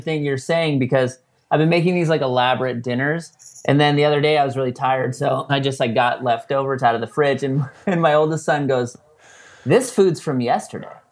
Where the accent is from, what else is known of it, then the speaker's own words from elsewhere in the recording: San Diego, California, United States; we're from San Diego